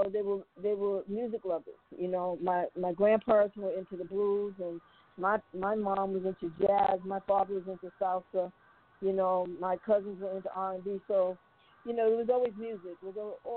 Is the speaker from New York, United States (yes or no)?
yes; Brooklyn, Long Island, New York, United States; also born or lived in Glen Cove, New York; I'm from Brooklyn, Long Island